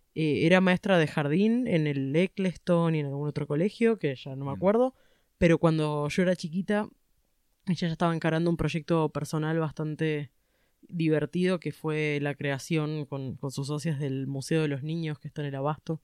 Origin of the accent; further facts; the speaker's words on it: Buenos Aires, Argentina; yo nací en Buenos Aires, ciudad de Buenos Aires, porteña